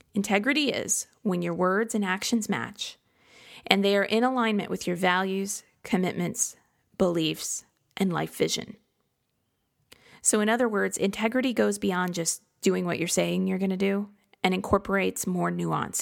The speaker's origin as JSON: {"language": "English", "region": "Midwest", "country": "United States", "tie": "born or raised there", "said": "growing up in the Midwest"}